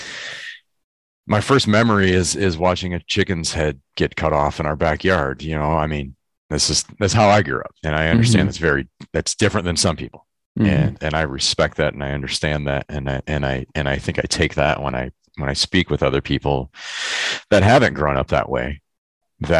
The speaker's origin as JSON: {"language": "English", "region": "Michigan", "country": "United States", "tie": "born or raised there", "moved": "as an adult", "lives_now": "California, United States", "said": "I grew up in Michigan. I live in California now, but I grew up in Michigan for 20 some years."}